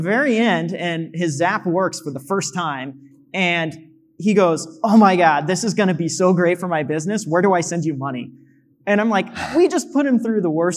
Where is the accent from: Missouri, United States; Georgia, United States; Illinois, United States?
Missouri, United States; moved away as an adult; we're in the middle of Missouri, which I love my hometown